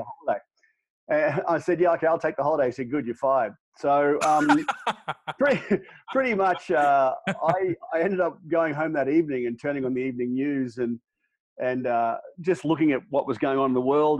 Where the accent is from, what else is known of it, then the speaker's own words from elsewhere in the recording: Australia; moved away as an adult; now in United States; We moved across from Australia uh, back in 2008